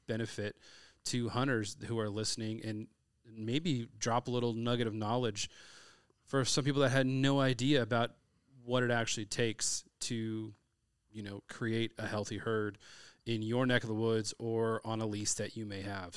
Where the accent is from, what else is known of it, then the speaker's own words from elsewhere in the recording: California, United States; I'm from California, so we grow up